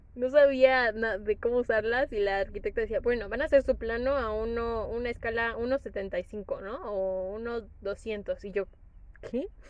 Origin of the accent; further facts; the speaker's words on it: Morelos, Mexico; yo soy del estado de Morelos